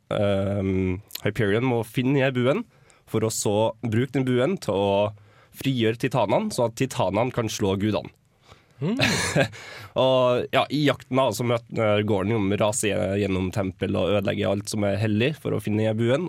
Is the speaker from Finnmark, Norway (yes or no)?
no; Trondheim, Trøndelag, Norway; Jeg er jo fra Trondheim